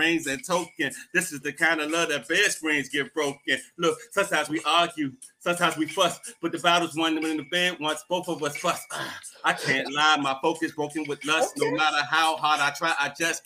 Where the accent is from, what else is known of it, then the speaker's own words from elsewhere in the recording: Washington, District of Columbia, United States; I am a born and raised Washingtonian. I was born and raised in Washingtonia